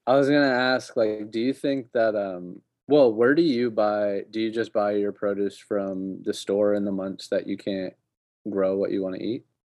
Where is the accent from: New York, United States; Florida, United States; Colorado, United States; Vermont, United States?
Colorado, United States; when I was growing up in Colorado, we used to get our milk delivered